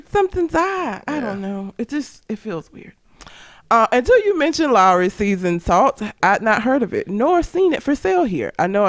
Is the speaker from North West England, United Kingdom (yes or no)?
no; Norwood, London, United Kingdom; So, I grew up in Southeast London, just outside of a place called Croydon, in a rough neighborhood called Norwood. I was born in 87, so it wasn't exactly the most understanding environment to be in.